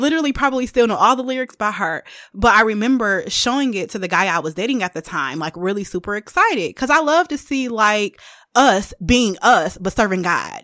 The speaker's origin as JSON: {"language": "English", "town": "Detroit", "region": "Michigan", "country": "United States", "said": "I am from the East Side of Detroit"}